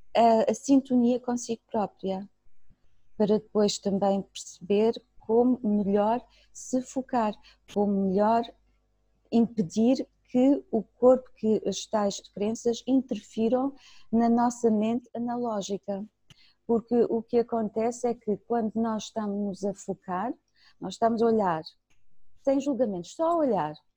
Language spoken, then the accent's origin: Portuguese; Germany; moved away; cresci na Alemanha